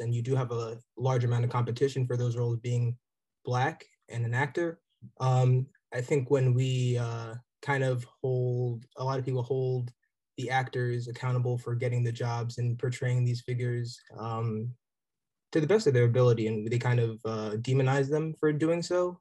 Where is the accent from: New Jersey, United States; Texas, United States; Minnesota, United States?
New Jersey, United States; also born or lived in Nigeria; I was raised in South Jersey